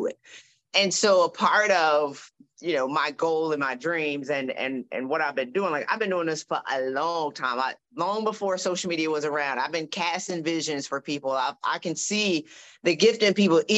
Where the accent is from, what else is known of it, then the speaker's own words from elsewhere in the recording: South Carolina, United States; I'm from South Carolina